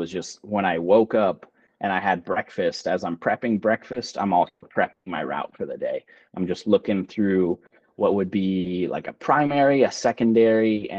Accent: Houston, Texas, United States; I'm from Houston and I'm used to very cruel and punishing heat and humidity.

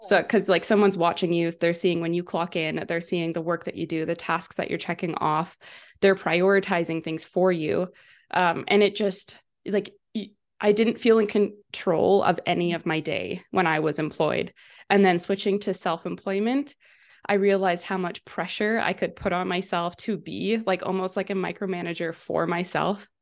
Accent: Vancouver, British Columbia, Canada; now in Kelowna, Canada; I grew up in Vancouver, so I moved to Kelowna when I was eighteen for school at U B C Okanagan

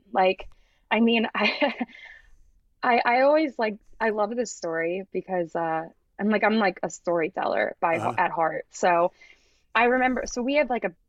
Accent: Glen Mills, Pennsylvania, United States; also born or lived in Springfield, Pennsylvania; I grew up in Glen Mills

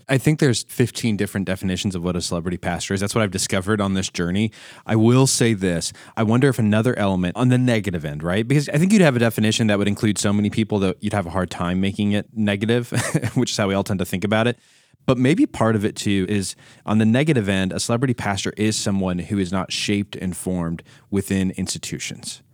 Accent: United States; as an American myself

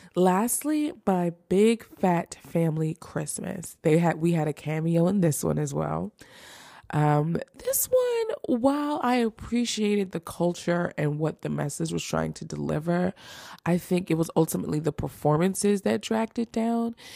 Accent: Philadelphia, Pennsylvania, United States; Philly is my hometown

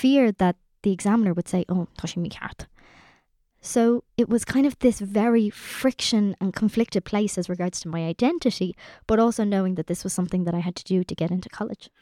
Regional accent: Ireland; us as Irish people

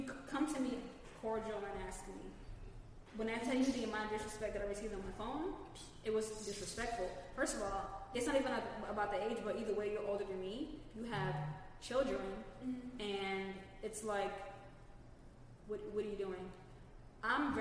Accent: Florida, United States; I'm from Florida

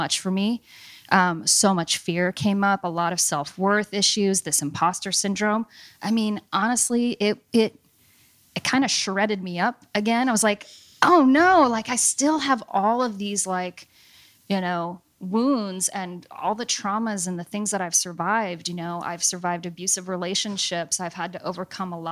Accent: Seattle, Washington, United States; Born and raised in Seattle. I was born at Group Health on Broadway

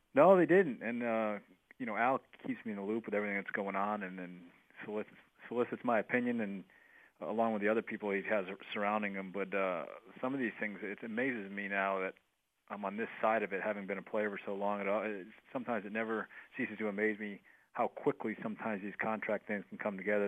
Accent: Northeast, United States; moved away; I grew up in the Northeast.

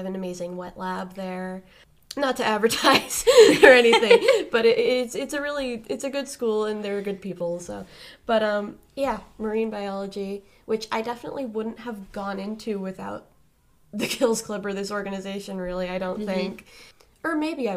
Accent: Cape Cod, Massachusetts, United States; born and raised on Cape Cod

